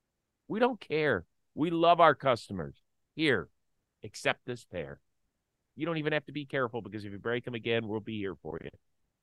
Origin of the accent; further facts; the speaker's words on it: Cleveland, Ohio, United States; Tigers took the opener of a 3-game set in my hometown of Cleveland, Ohio.